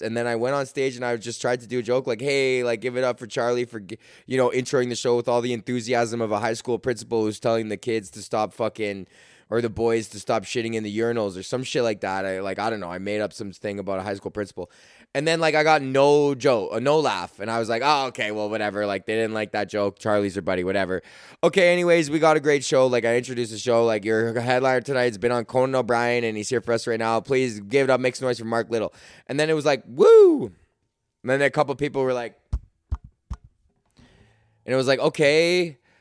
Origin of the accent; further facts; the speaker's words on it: Canada; as a Canadian